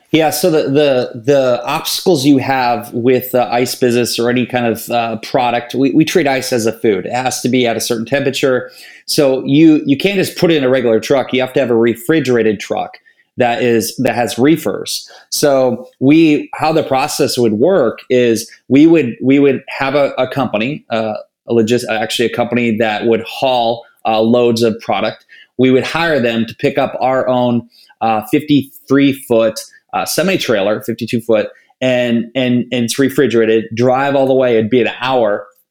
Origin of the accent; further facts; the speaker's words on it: Northeast Iowa, United States; I grew up in Northeast Iowa, a small town of 700 people.